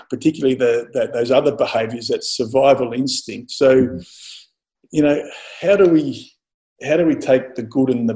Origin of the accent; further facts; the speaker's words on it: Mildura, Victoria, Australia; as a kid growing up in Mildura